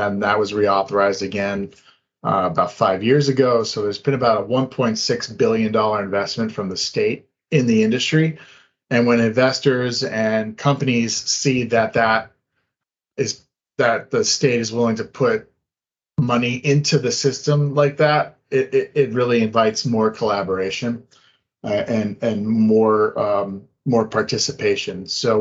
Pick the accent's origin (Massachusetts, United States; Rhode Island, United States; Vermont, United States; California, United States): Massachusetts, United States; Boston; I grew up in the Boston area